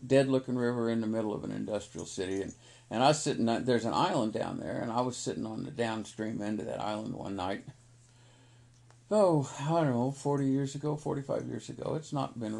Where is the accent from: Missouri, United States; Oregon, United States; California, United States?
Missouri, United States; Kansas City; I'm in Kansas City. I grew up in Kansas City